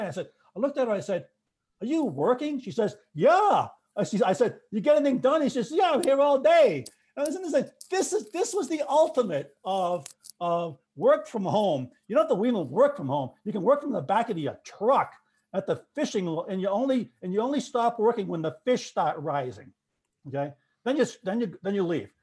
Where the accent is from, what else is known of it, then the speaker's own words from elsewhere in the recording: Boston, Massachusetts, United States; I'm the Bostonian